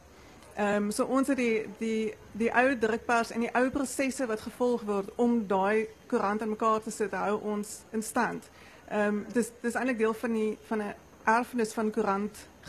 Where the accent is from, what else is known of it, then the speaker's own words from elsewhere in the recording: Bredasdorp, Western Cape, South Africa; also born or lived in Overberg; gebore en getoe in Bredasdorp en het groot geword soos baie ander mense ehm um, in die Oeverberg